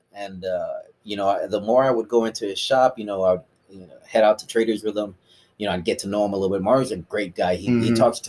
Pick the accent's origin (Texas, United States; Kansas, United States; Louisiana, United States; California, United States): Texas, United States; San Antonio; also born or lived in Dallas; I was the only one in my family actually born in Dallas, you know, and I was there for maybe about a few months until they finally moved back to San Antonio. So I've grown up in San Antonio.